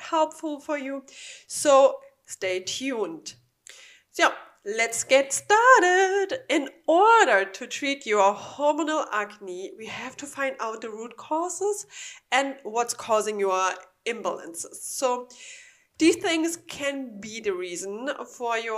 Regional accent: Germany; English is a second language; now in Florida, United States; I'm from Germany

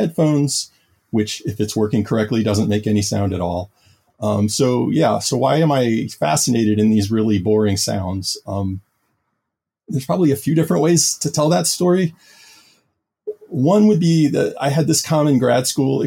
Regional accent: New Orleans, Louisiana, United States; moved away as an adult; also born or lived in Taiwan; I'm originally from New Orleans, Louisiana

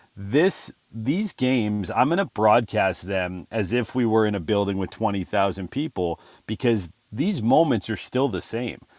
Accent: Southern California, United States; moved away as an adult; also born or lived in Corpus Christi, Texas; I grew up in Southern California

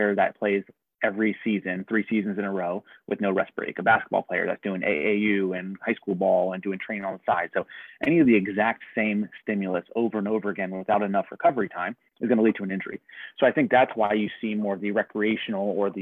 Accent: Harrisburg, Pennsylvania, United States; also born or lived in Pittsburgh; I grew up in the Harrisburg area, went to Central Dauphin East

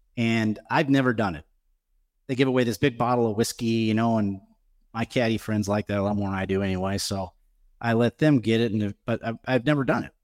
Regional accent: Omaha, Nebraska, United States; my hometown

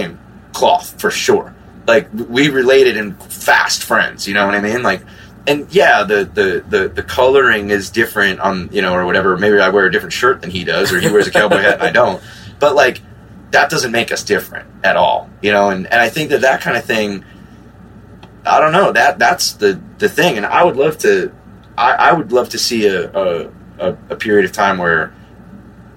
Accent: New Jersey, United States; I'm from New Jersey

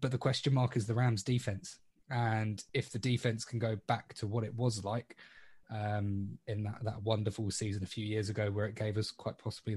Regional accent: England, United Kingdom

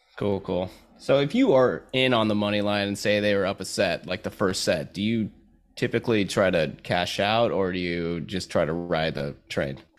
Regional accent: United States; I'm from America

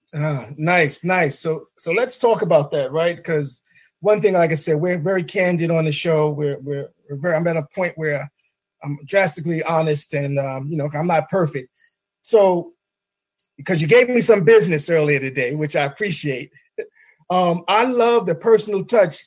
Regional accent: New York City, New York, United States; now in Maryland, United States; I'm also a native New Yorker from the Bronx uh, Marble Hill Project

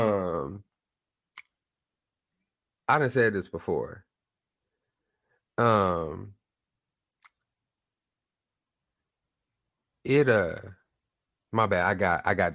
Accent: Lawton, Oklahoma, United States; now I'm from Oklahoma. I'm from Lawton, small town.

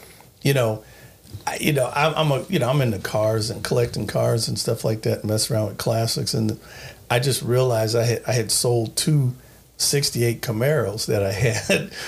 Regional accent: Long Beach, California, United States; I was born on the west side of Long Beach, California

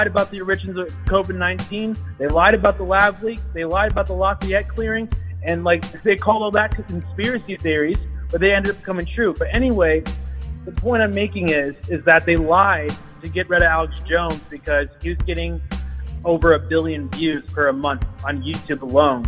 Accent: Ethiopia; now in United States; I come from Africa, Ethiopia

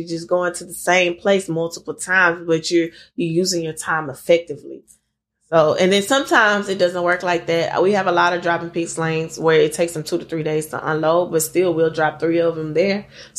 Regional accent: Lake Charles, Louisiana, United States; And then my consistent run is to my hometown, Lake Charles, Louisiana.

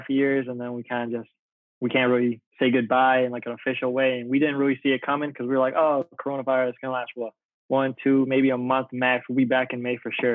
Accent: Chicago, Illinois, United States; I'm from the north side part of Chicago.

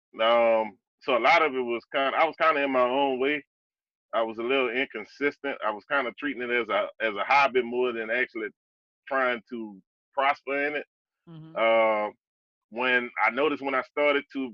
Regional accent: New Orleans, Louisiana, United States; I'm born and raised in New Orleans, Louisiana

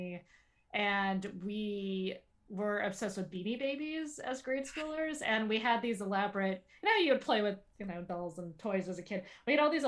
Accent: Calabasas, California, United States; I grew up in Calabasas. I grew up kind of outskirts of Los Angeles.

